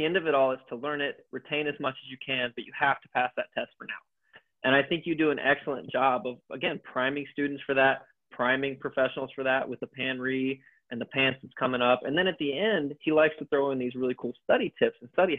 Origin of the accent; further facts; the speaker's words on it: the South, United States; I'm from the South. We use the phrase bless your heart and things like that. I say y'all a lot